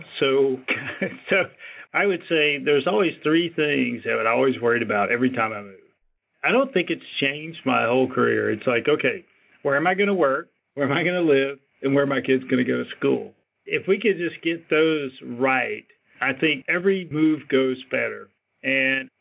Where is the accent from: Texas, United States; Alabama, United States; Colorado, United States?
Alabama, United States; moved away; I grew up in Alabama, single mom